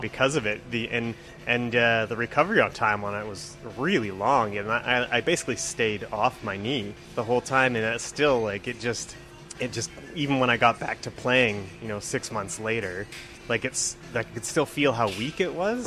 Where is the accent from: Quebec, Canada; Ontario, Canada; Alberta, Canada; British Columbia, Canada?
Alberta, Canada; I'm a uh, graphic designer here in the uh, the city of Edmonton, and uh, I've uh, I'm born and raised in Alberta